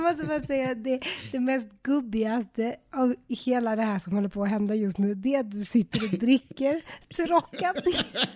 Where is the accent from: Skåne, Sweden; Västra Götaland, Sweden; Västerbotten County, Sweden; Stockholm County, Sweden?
Västra Götaland, Sweden; Uddevalla; moved away; Jag är från, eh, den stora metropoly town of Uddevalla